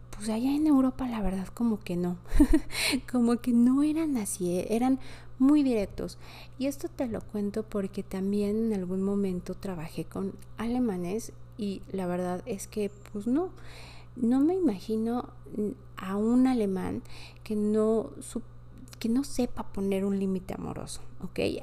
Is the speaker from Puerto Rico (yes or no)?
no; Mexico City, Mexico; also born or lived in France; Yo soy de la Ciudad de México